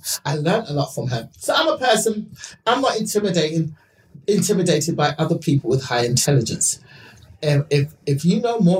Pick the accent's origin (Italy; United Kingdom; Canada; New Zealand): United Kingdom; England; because I'm from England.